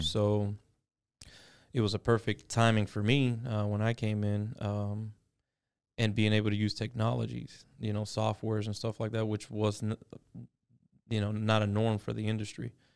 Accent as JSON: {"language": "English", "town": "Miami", "region": "Florida", "country": "United States", "tie": "born or raised there", "lives_now": "Southwest Florida, United States", "said": "born and raised in Miami, Florida. I moved to Southwest Florida when I was twenty"}